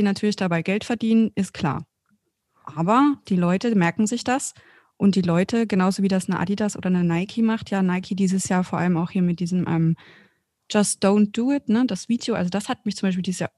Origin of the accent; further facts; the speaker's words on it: Bavaria, Germany; sogar ich aus Franken.